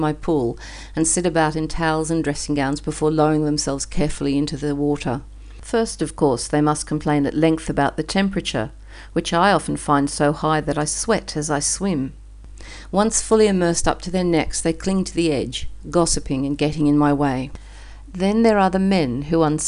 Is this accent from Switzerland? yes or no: no; Australia; moved away as an adult; now in Istanbul, Turkey; Being Australian and living in Istanbul